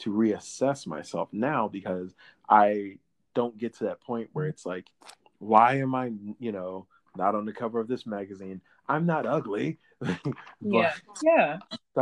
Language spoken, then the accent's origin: English; the South, United States; the southern in both of us